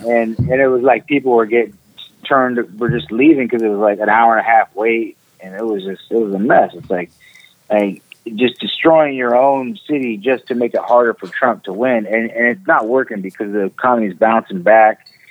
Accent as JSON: {"language": "English", "area": "the Bay Area", "region": "California", "country": "United States", "tie": "born or raised there", "also_born_or_lived": "Ohio", "moved": "as an adult", "lives_now": "Cincinnati area, Ohio, United States", "said": "the Bay Area, California"}